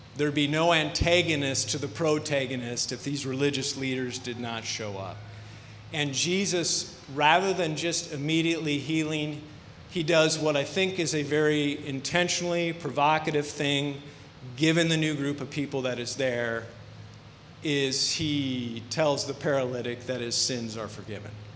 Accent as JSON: {"language": "English", "region": "Iowa", "country": "United States", "also_born_or_lived": "Long Beach, California / Paramount, California", "moved": "as an adult", "said": "We're from Iowa"}